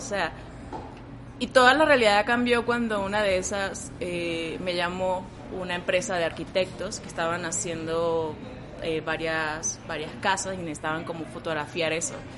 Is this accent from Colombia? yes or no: no; Venezuela; moved away as an adult; now in Mexico; vengo de Venezuela, tengo cuatro años ya